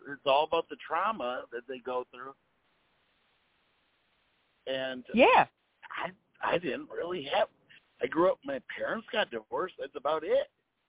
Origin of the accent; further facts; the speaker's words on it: Pinconning, Michigan, United States; also born or lived in Detroit, Michigan; now in Florida, United States; Now I'm based out of Florida, but you know, I'm originally from Pinconny, Michigan, which is by Bay City, Saginaw.